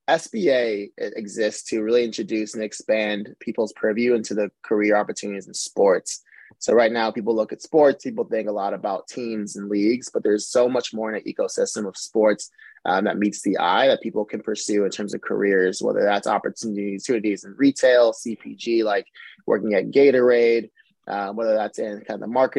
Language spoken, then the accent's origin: English; Houston, Texas, United States; moved away; originally from south side of Houston, Texas.